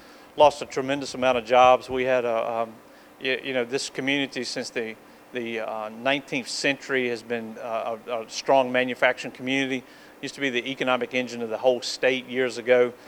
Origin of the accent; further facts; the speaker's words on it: Danville, Virginia, United States; this is my home community